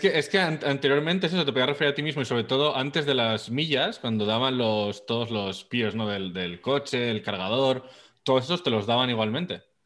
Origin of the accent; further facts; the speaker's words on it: Zaragoza, Aragon, Spain; yo soy de Zaragoza.